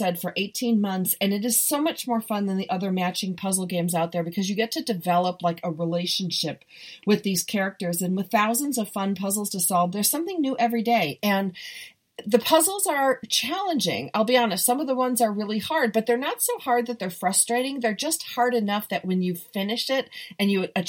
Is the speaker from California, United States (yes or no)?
yes; Southern California, United States; I'm from Southern California and I'm living 30 minutes from the beach